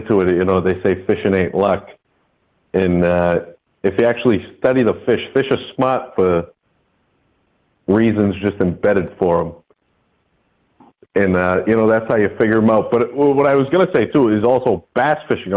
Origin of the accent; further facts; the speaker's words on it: Northeast, United States; I'm from the Northeast. It's not as popular up here